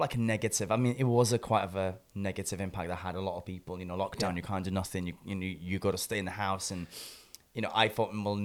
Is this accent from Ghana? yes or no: no; Swansea, Wales, United Kingdom; I'm from Swansea